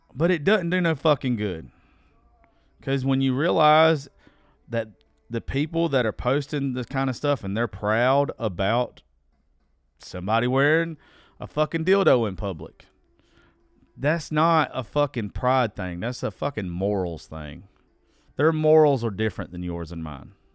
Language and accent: English; United States; I'm from Dodge County